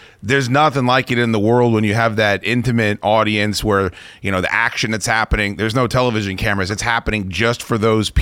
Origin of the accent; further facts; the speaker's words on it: Northern Virginia, United States; I'm from here. I was born in Northern Virginia. I've done radio here my whole life.